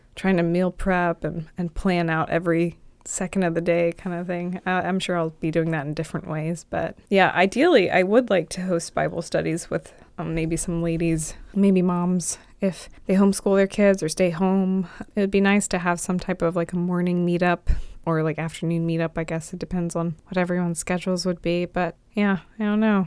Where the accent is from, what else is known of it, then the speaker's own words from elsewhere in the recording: Dinwiddie, Virginia, United States; growing up in Dinwiddie where H O As don't exist